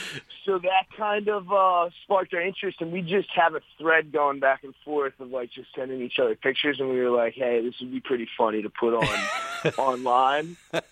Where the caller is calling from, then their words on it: New York City, New York, United States; Right now I'm in New York City.